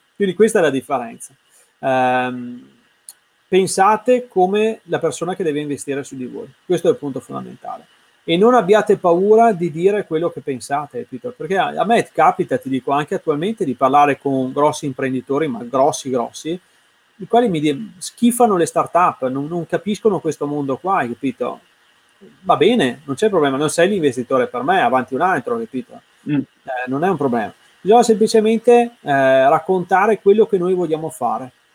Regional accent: Verona, Veneto, Italy; io sono di Verona

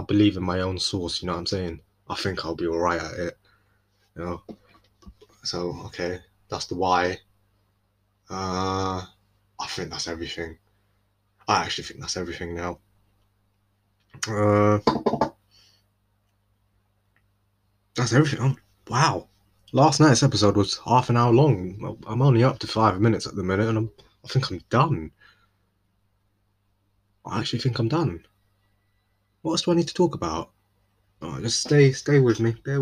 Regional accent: London, United Kingdom; moved away; I'm from London. Not anymore, though. No, but I am technically. I just don't live there anymore

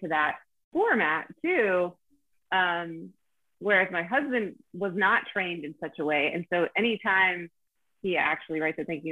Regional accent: Pennsylvania, United States; I'm from Pennsylvania

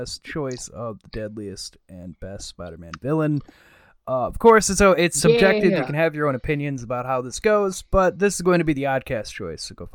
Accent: Western New York, United States; growing up in Western New York my entire life, being so close to Rochester

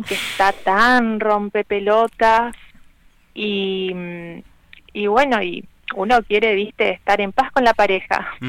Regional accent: Argentina; somos argentinos

